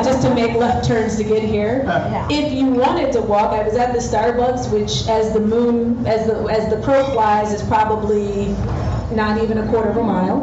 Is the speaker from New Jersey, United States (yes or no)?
yes; New Jersey, United States; moved away as an adult; now in Houston, United States; I am from New Jersey originally